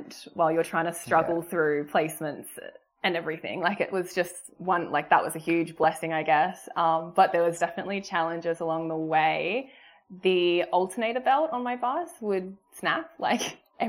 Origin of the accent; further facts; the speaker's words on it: South Coast, New South Wales, Australia; moved away as an adult; also born or lived in Sydney, Australia; now in Gold Coast, Australia; I'm originally from South Coast, New South Wales, but I've moved up to Gold Coast for the job